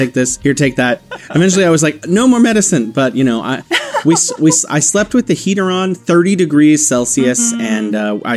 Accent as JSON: {"language": "English", "country": "United States", "tie": "born or raised there", "also_born_or_lived": "Beijing, China", "moved": "as an adult", "lives_now": "Wuhan, China", "said": "I'm originally from the United States, where I was born and raised"}